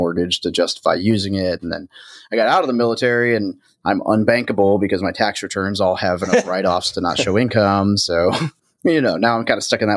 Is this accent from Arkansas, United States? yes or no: yes; Arkansas, United States; moved away as an adult; I grew up in Arkansas